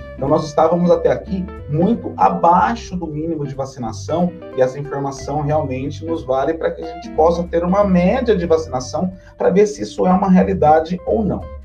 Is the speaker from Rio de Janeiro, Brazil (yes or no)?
no; São Paulo, Brazil; Nós também, como paulistas